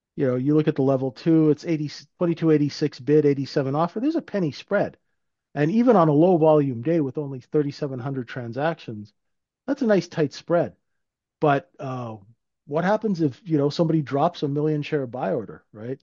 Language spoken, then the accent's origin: English; Vancouver, British Columbia, Canada; living in, growing up in Vancouver.